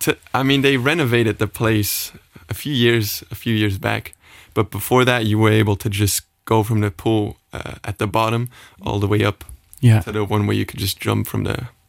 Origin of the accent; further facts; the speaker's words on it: Sandweiler, Luxembourg; moved away as an adult; also born or lived in Los Angeles, United States; I'm a swimmer. I was born in Luxembourg. I live in Sandweiler.